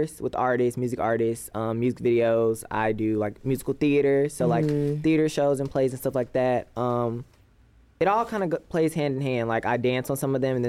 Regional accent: Atlanta, Georgia, United States; I am born and raised in Atlanta, Georgia

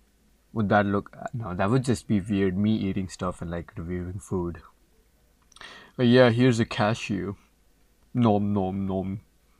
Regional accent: Saudi Arabia; also born or lived in India; now in Canada; I am an international student studying in Canada, Newfoundland, to be precise. And I am basically from India, but I was brought up in Saudi Arabia.

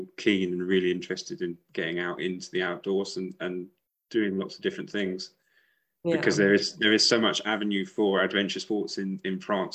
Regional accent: United Kingdom; moved away; I lived just outside of London for about 20 years. That was my hometown.

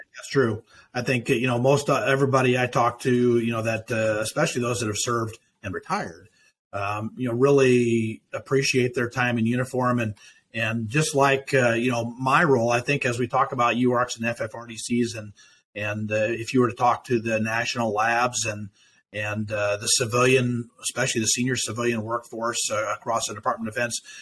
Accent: Nebraska, United States; the opportunities that those presented me in my hometown

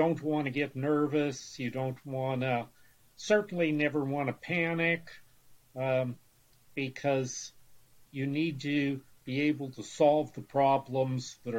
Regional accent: Erie, Pennsylvania, United States; was born and grew up and raised in Erie, Pennsylvania

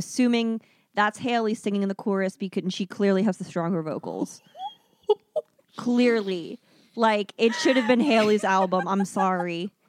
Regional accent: Philippines; It shames me as a Filipino.

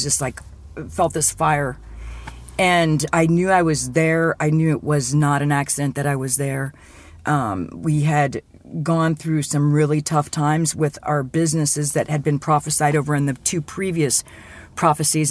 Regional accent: Berlin, Ohio, United States; I am originally from Berlin, Ohio

